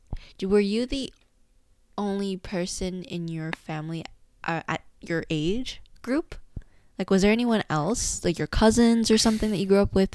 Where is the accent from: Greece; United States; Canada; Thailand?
Canada; Brampton, Ontario; I was born and raised in Brampton, Ontario. And I was born in the same hospital as every other child from Brampton was born.